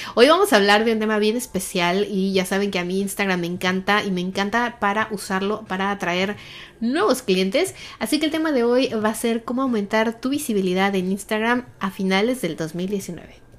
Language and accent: Spanish; Mexico City, Mexico; yo crecí en un país, los que somos de México